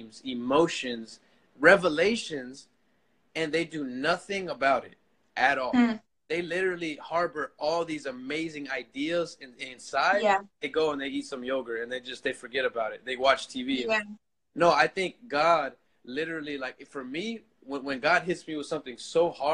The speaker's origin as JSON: {"language": "English", "town": "Orlando", "region": "Florida", "country": "United States", "tie": "born or raised there", "said": "I grew up in Orlando, Florida. I was born and raised there"}